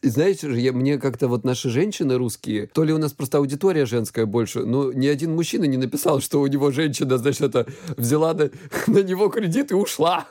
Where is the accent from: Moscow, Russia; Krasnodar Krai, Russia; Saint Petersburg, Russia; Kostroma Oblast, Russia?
Krasnodar Krai, Russia; я с Кубани